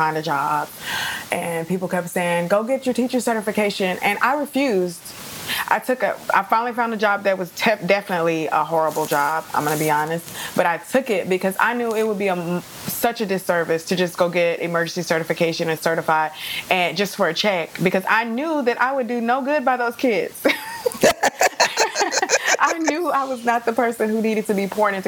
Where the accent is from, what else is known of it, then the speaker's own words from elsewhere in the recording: Dallas, Texas, United States; accent: Dallas; my Dallas accent